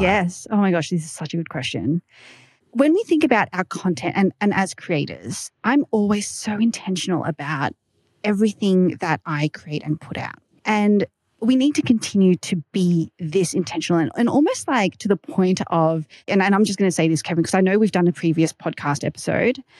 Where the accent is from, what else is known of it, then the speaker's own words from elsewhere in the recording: Australia; accent: Aussie; my Aussie accent